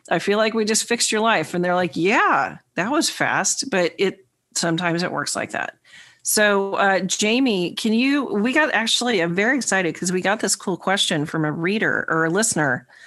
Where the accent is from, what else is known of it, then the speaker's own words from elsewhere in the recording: New York, United States; the New Yorker.